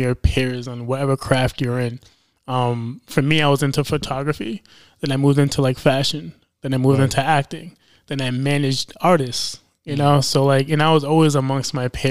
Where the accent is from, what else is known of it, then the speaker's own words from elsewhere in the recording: New York City, New York, United States; moved away as an adult; now in Rhode Island, United States; I was pretty much built in New York City